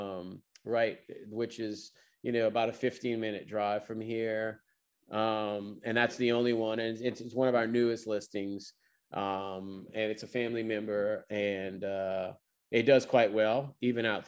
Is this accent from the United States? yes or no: yes; Louisiana, United States; in my home state